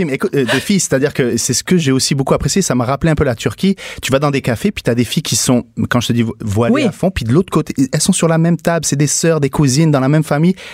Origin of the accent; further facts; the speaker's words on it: Niger; born there; Je suis né au Niger, en Afrique de l'Ouest.